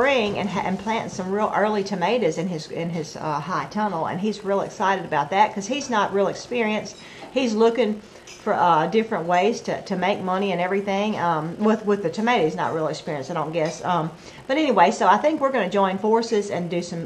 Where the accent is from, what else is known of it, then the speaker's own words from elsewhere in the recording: Brookhaven, Mississippi, United States; we're from Brookhaven